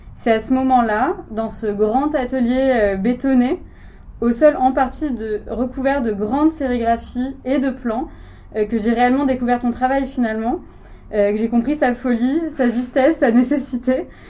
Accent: Marseille, Provence-Alpes-Côte d'Azur, France; moi en tant que Marseillaise

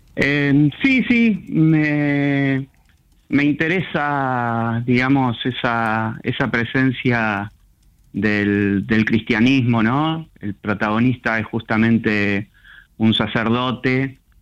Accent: Lanús, Buenos Aires Province, Argentina; Soy, nací en Lanús. Sí. Este, mm, soy del conurbano, zona sur del conurbano. Viví en distintos lugares, zona sur del conurbano.

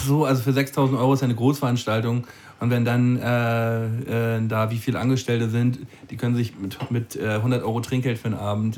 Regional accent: a village next to Dollerup, near Flensburg, Schleswig-Holstein, Germany; ein, ein, Dorf weiter von meinem Dorf so, wo ich, wo ich herkomme.

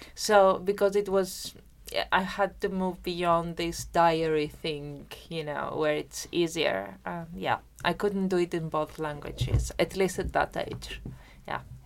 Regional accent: Germany; first language Greek and German; English is a second language; moved away; also born or lived in Greece; I'm actually bilingual. I grew up in Germany, so I am because my family migrated, a part of my family there to work, and I'm bilingual in Greek and German.

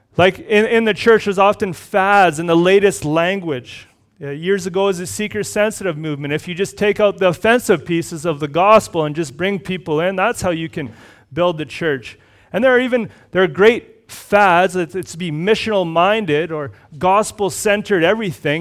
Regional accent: Red Deer, Alberta, Canada; moved away; also born or lived in Cochrane; I grew up in Red Deer.

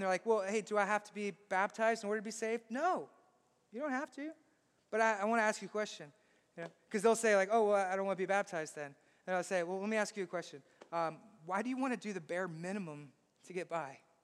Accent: Southeast Texas, United States; I'm from Southeast Texas

